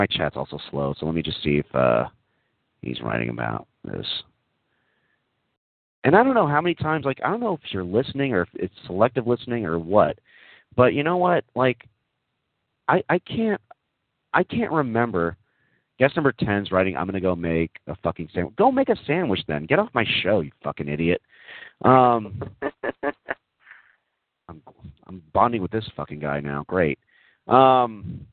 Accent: Texas, United States; moved away; Yeah, I grew up in Texas. I did grow up in Texas

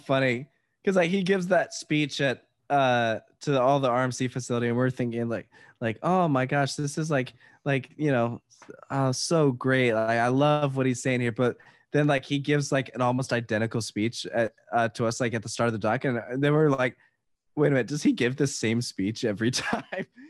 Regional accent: Virginia, United States; I'm from Virginia

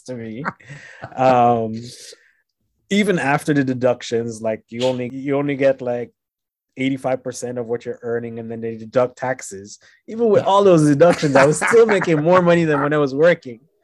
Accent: Jamaica; moved away as an adult; also born or lived in Montreal, Canada / Haiti; now in Canada; I was born in Canada. I was raised in Jamaica and Haiti.

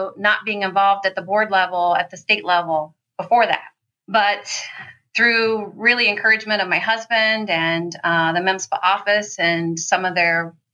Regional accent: Ohio, United States; moved away as an adult; now in Michigan, United States; I'm from Ohio

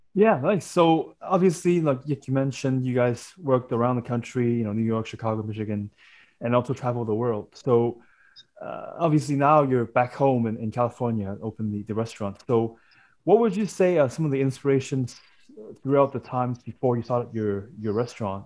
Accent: Hong Kong; I am Chinese myself and I grew up in Hong Kong

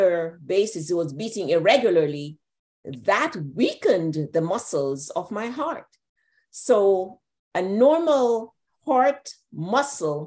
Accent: Jamaica; I'm from Jamaica

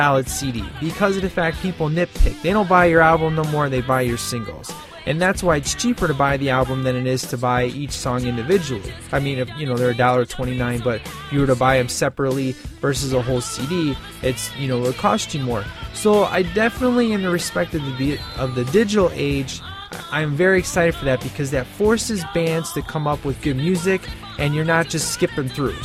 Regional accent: Chicago, Illinois, United States; I'm from Chicago.

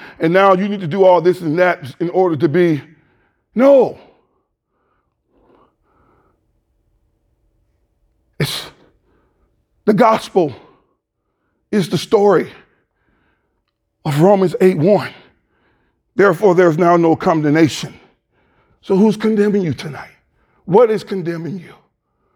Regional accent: United States; we're American Christians.

